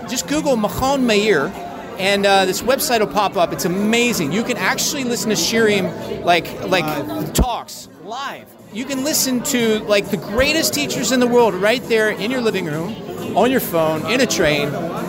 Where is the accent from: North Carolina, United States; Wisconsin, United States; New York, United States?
North Carolina, United States; now in Israel; I came from North Carolina.